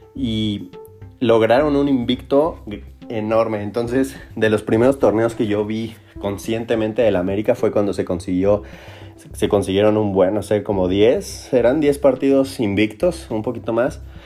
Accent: Mexico; nosotros como mexicanos y como americanistas

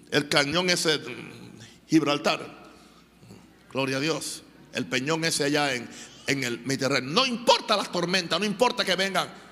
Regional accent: Venezuela; moved away; Lo viví en mi país

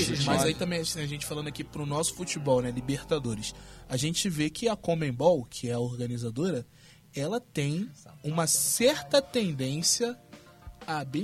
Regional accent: Brazil; A gente é brasileiro e a gente sabe que nós somos malandros, né?

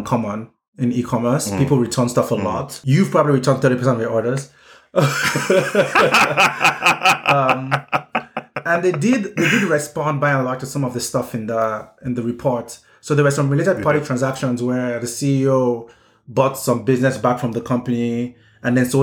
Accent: Nigeria; as a Nigerian

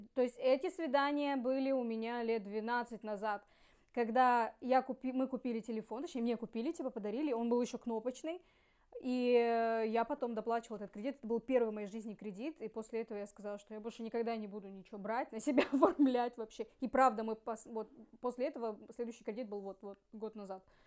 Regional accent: Ussuriysk, Primorsky Krai, Russia; moved away as an adult; also born or lived in Khabarovsk; now in Vladivostok, Russia; мы из Уссурийска, потом переехали с тогда еще парнем а, в Хабаровск

